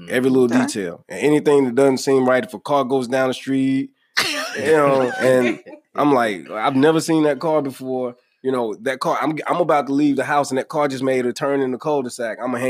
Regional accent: the South, United States; Listen, lost my accent, so fuck it. You know what I'm saying? I am Southern.

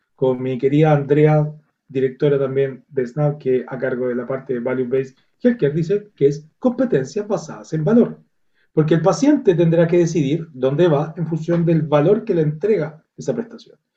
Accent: Viña del Mar, Valparaíso, Chile; yo soy de Viña del Mar, una región

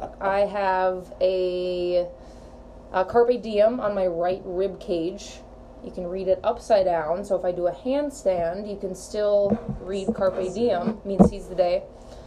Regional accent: Grand Rapids, Minnesota, United States; But I'm from Grand Rapids, Minnesota.

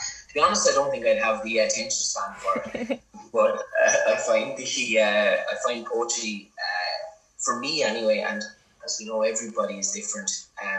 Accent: County Wexford, Leinster, Ireland; I grew up in the ballad singing tradition in County Wexford, which is very, very strong, especially down here in the south of the county.

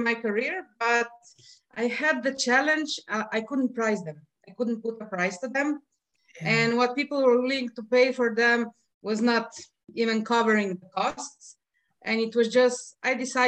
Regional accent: Slovenia; also born or lived in Piran, Slovenia; I'm from Slovenia

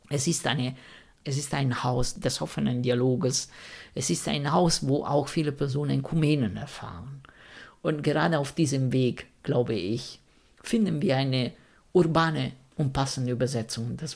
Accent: Rome, Lazio, Italy; ich bin Italiener und wenn man in Italien ähm, irgendwie religiös ist, beziehungsweise ich komme aus Rom, das ist alles, was in Rom ist, katholisch

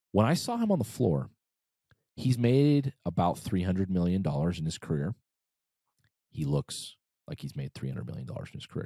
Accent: United States; also born or lived in Brazil; as an American

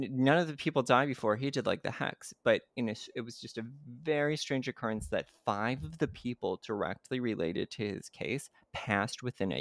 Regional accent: Chicago, Illinois, United States; now in Seattle, United States; I'm originally from Chicago

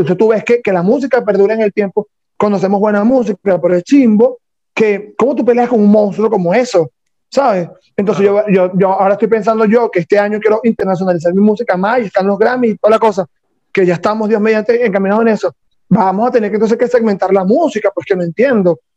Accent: Venezuela; como venezolanos

